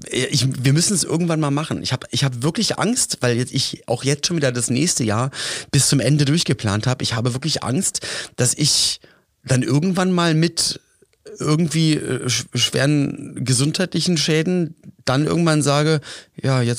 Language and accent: German; Berlin, Germany; Ich komme ja aus Berlin